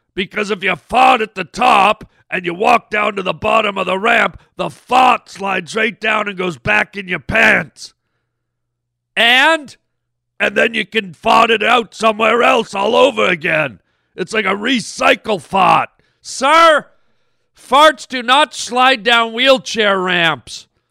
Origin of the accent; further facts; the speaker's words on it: Canada; being a Canadian boy